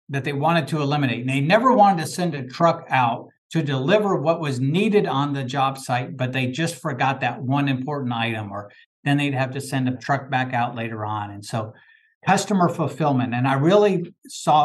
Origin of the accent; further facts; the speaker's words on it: Indianapolis, Indiana, United States; also born or lived in Sioux City, Iowa; I was born in Sioux City, Iowa. 13 months when I moved to Indianapolis, my mom would say the playpen was the last thing to be loaded on the moving van and the first thing to be unloaded when we got here in Indianapolis. So I grew up on the northeast side of Indianapolis